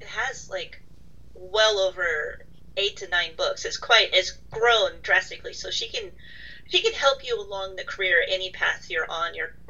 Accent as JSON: {"language": "English", "country": "United States", "said": "I'm American"}